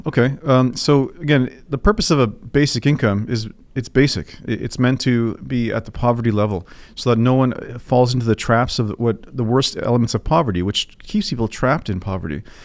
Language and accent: English; Toronto, Ontario, Canada; I was born here in Toronto.